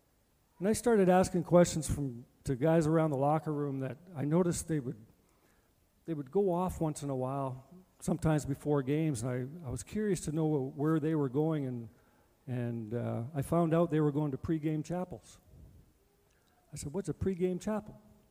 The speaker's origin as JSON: {"language": "English", "town": "Edmonton", "region": "Alberta", "country": "Canada", "said": "Now, I'm from Edmonton, and I'm playing for Calgary, and we're not good."}